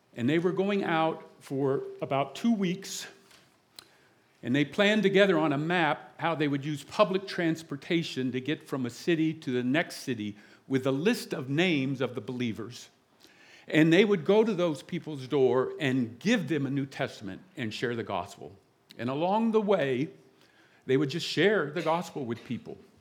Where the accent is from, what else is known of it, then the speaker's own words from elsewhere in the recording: the South, United States; now in South Jersey, United States; I'm from the South